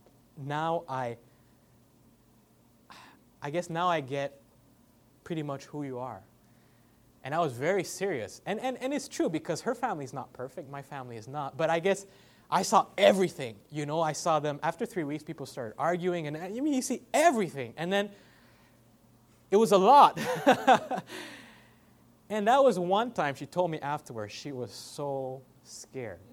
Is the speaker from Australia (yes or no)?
no; Canada; now in Ontario, Canada; I'm Canadian, I'm half white, half black, so I'm a mix